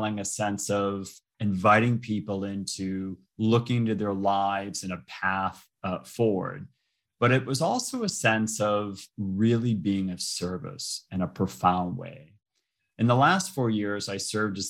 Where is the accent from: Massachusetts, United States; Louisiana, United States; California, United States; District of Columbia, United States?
Massachusetts, United States; Boston; I'm originally from Boston. I was born and raised in Boston